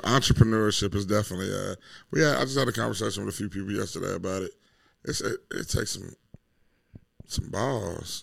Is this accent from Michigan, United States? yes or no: yes; Detroit, Michigan, United States; Born and raised in Detroit.